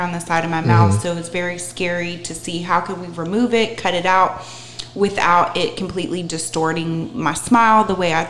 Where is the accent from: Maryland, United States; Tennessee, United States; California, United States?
California, United States; Northern; moved away as an adult; now in Charlotte, United States; I grew up in Northern California with a liberal Jewish family